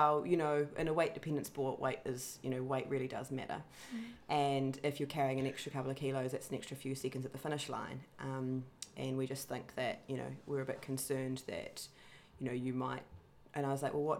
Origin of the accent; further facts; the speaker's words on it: New Zealand; moved away; my home country of New Zealand